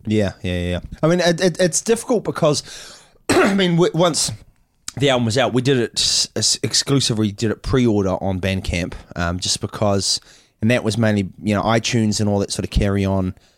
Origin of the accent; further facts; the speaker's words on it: Auckland, New Zealand; we come from New Zealand, Auckland, New Zealand